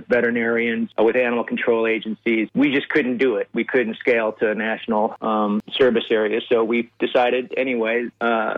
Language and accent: English; Iowa, United States; moved away as an adult; now in Colorado, United States; I grew up in Iowa.